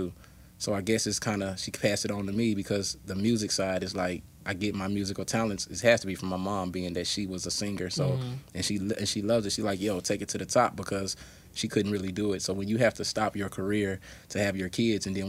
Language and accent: English; Nashville, Tennessee, United States; also born or lived in Memphis, Tennessee; I'm from Nashville, but my hometown is Memphis, Tennessee. I was born in Memphis, Tennessee. My family moved here when I was, like